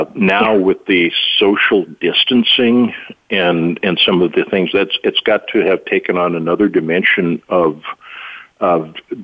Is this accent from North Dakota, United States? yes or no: yes; North Dakota, United States; I'm from North Dakota